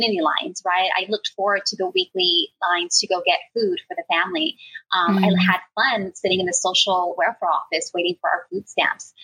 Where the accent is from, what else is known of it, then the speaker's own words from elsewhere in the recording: San Francisco, California, United States; I was born and raised in the Mission District.